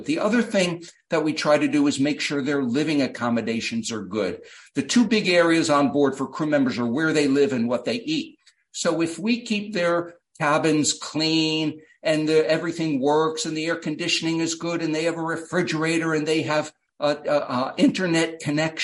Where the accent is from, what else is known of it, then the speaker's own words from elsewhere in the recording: United States; as an American